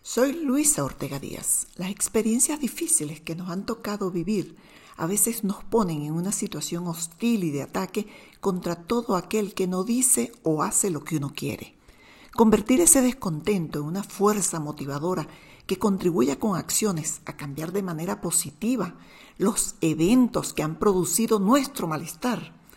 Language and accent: Spanish; Venezuela; Somos los venezolanos